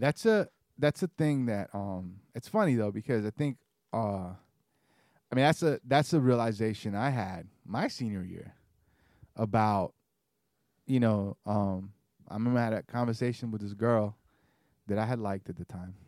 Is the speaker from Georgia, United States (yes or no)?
yes; Georgia, United States; also born or lived in Caribbean; I grew up in Georgia